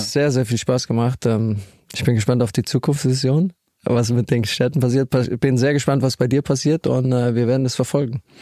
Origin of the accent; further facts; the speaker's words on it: Ludwigshafen, Rhineland-Palatinate, Germany; meiner Heimatstadt Ludwigshafen